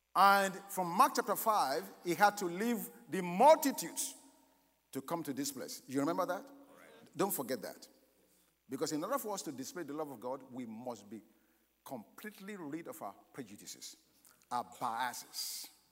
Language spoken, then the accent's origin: English; Nigeria; moved away; I was born in Nigeria, but I've lived here for a while